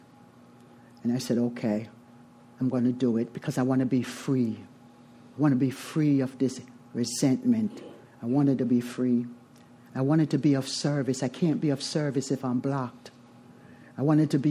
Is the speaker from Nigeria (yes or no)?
no; Jamaica; I am from Jamaica, a family of nine. Seventh child